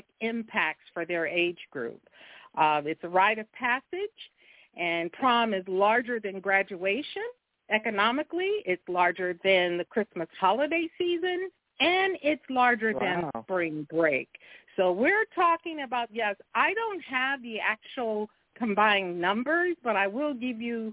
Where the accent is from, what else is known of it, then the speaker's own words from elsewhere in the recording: Compton, California, United States; I grew up in Compton, California